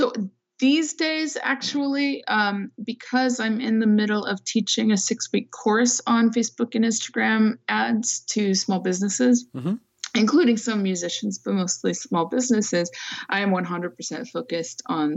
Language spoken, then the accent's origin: English; Fresno, California, United States; now in San Francisco Bay Area, United States; I was originally from the San Francisco Bay Area, like when I was a kid. But then we moved when I was 8 to the Central Valley, which is, you know, middle part of the state, flatlands